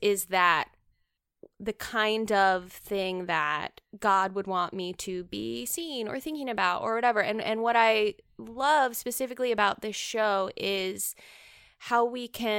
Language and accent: English; the South, United States; accent: southern; southern accent is gonna come out in this recording right now.